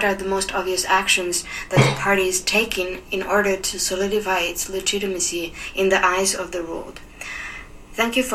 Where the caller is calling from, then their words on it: Beijing, China; I'm calling from Beijing.